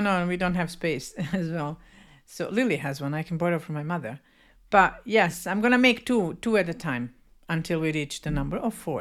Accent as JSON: {"language": "English", "country": "Bosnia & Herzegovina", "said": "even us Bosnians, Serbians, Croatians, we, we, we have a strong culture"}